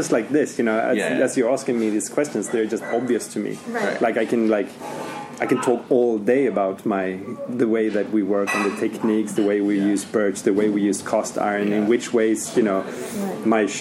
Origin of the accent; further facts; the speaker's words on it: Sweden; is local from where I'm from